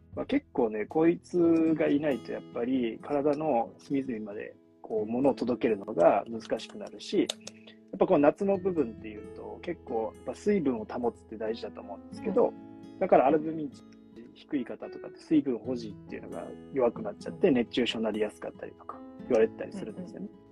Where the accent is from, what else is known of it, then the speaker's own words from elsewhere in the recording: Kyoto, Japan; moved away; 京都帰ってたんですよね